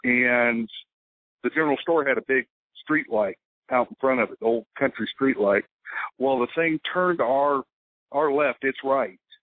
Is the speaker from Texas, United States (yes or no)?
yes; South Texas, United States; also born or lived in Dallas area, Texas; I'm originally from South Texas